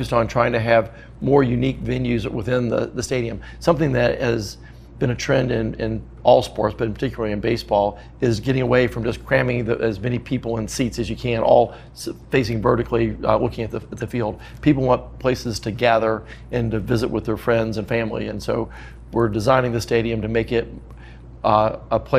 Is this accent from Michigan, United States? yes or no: no; Knoxville, Tennessee, United States; my hometown.